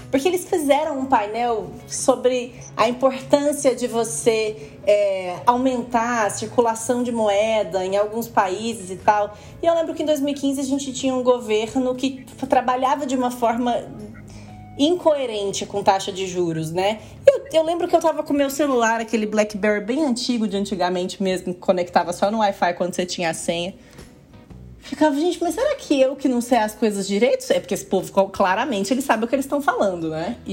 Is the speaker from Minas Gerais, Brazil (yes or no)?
yes; Uberlândia, Minas Gerais, Brazil; moved away as an adult; now in São Paulo, Brazil; como eu vim de Uberlândia, né? Para São Paulo para trabalhar no mercado financeiro